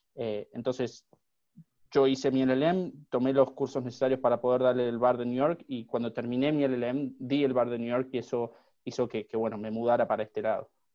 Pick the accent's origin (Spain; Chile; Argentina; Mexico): Argentina; moved away as an adult; also born or lived in Los Angeles, United States; now in Miami, United States; me egresé y recibí mi, título en, una universidad de, Argentina